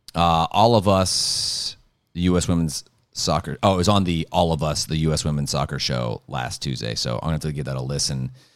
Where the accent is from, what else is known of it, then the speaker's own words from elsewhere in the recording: Ohio, United States; there's two in my home state